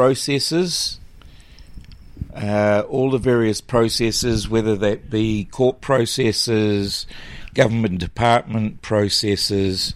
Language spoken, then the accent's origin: English; Mosgiel, Otago, New Zealand; moved away as an adult; also born or lived in Wellington, New Zealand / Auckland, New Zealand / Dunedin, New Zealand; I'm born and bred in Mosgiel